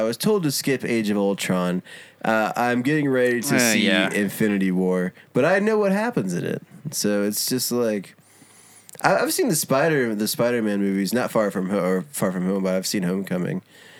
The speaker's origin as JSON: {"language": "English", "region": "North Carolina", "country": "United States", "said": "so I'm from North Carolina, but, like, where I'm from in North Carolina, the government planted a bunch of coyotes in there"}